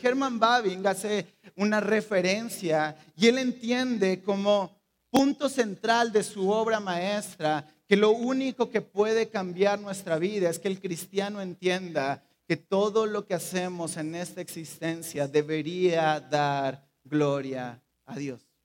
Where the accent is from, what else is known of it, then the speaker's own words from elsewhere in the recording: Mexico; Somos mexicanos